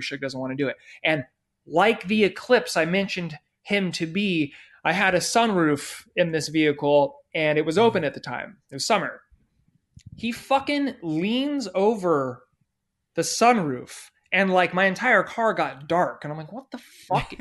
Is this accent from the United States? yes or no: yes; San Diego, California, United States; my hometown in San Diego